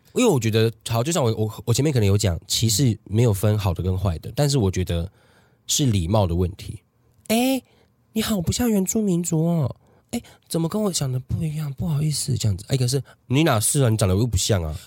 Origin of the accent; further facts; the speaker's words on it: Taiwan; 在我们台湾这，这边生活的